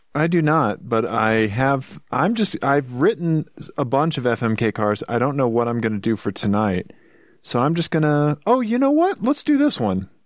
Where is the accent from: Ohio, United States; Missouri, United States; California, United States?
Missouri, United States; accent: Missouri; my Missouri accent